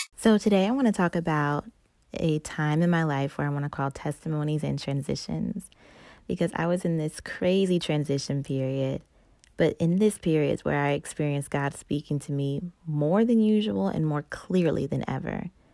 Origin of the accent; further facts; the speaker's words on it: North Carolina, United States; moved away; I'm from North Carolina